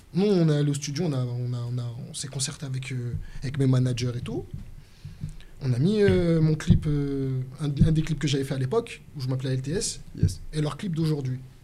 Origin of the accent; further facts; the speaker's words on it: Lyon, Auvergne-Rhône-Alpes, France; à Lyon, nous on parle en poucave